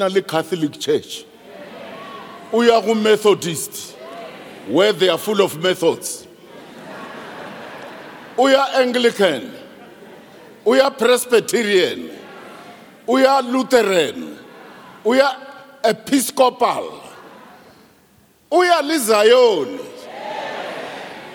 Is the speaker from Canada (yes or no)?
no; South Africa; I am from Petanenge, a lousy village. I'm not from New York, Chicago, Moscow